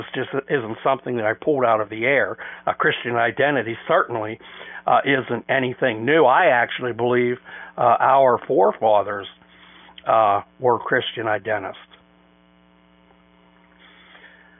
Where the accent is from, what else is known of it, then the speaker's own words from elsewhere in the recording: United States; we as white American taxpayers